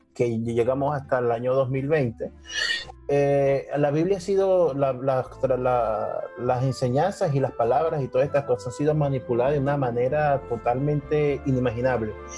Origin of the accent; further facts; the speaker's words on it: Venezuela; now in Spain; yo soy venezolano, pero vivo en España